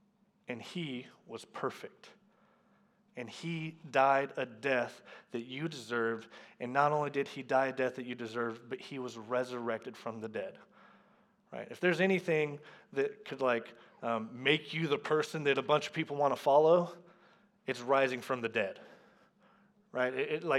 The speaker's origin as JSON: {"language": "English", "region": "the South", "country": "United States", "tie": "born or raised there", "said": "I grew up in the South, and so it doesn't just mean that you grew up in the South."}